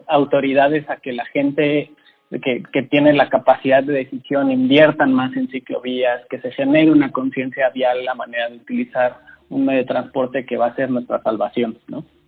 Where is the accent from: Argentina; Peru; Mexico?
Mexico